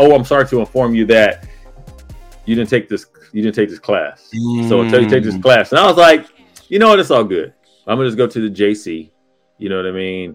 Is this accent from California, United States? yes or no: yes; Pomona, California, United States; I grew up in Pomona, California